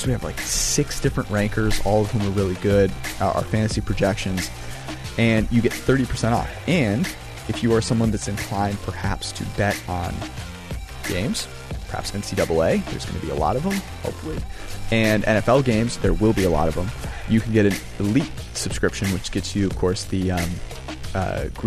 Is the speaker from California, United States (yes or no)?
yes; Menlo Park, California, United States; I'm from Menlo Park, adjacent to Palo Alto